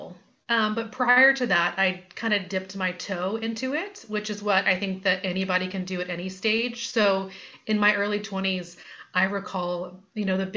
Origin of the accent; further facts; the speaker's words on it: New Orleans, Louisiana, United States; moved away; I'm tuning in from New Orleans, Louisiana, where I was born and raised and have recently moved back